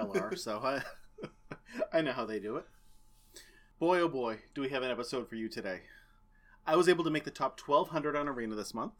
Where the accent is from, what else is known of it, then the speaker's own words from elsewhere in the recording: United States; the best two podcasters who grew up in the Merrimack Valley.